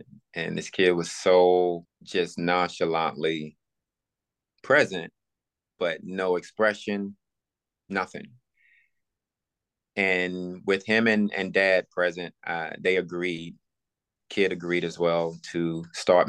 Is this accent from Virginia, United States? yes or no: yes; Buckingham County, Virginia, United States; moved away as an adult; also born or lived in Los Angeles / Pittsburgh / Philadelphia; Virginia, my hometown, Buckingham County